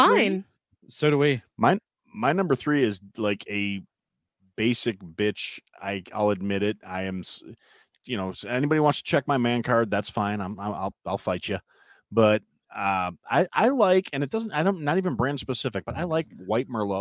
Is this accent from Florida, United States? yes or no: no; Wisconsin, United States; I'm from Wisconsin